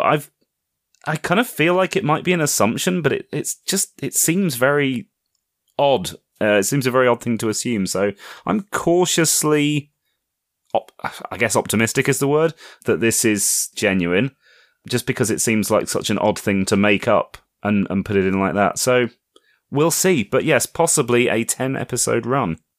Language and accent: English; United Kingdom; as a Brit